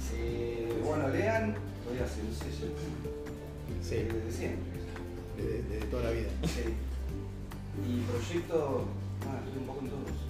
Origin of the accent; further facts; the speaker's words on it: Río Cuarto, Córdoba, Argentina; de Rio Cuarto, de Córdoba.